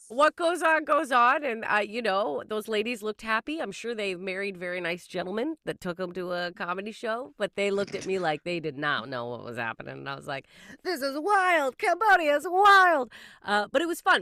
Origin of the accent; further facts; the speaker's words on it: Canada; I am Canadian